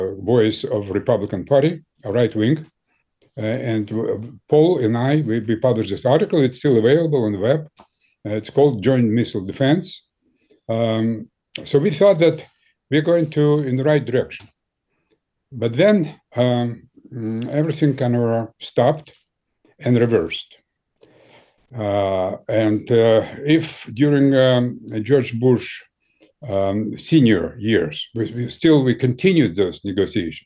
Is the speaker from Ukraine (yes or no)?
yes; Ukraine; English is a second language; also born or lived in Moscow, Russia; now in United States; I was born in Ukraine